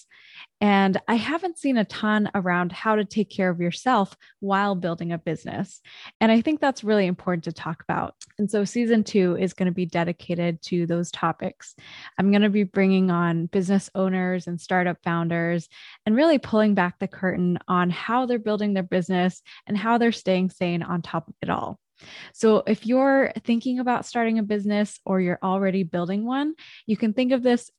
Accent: Vancouver, British Columbia, Canada; I grew up in Vancouver

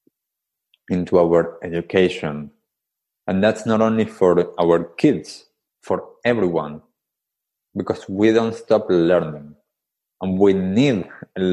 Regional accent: Buenos Aires, Argentina; moved away; I grew up in Buenos Aires, in Argentina, in the capital city.

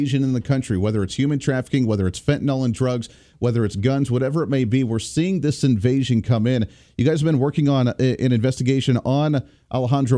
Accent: Kansas, United States; the great state of Kansas, my home state.

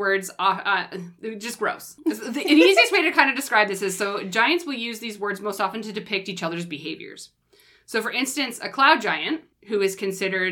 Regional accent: Canada; accent: Canadian; I know I have a Canadian accent

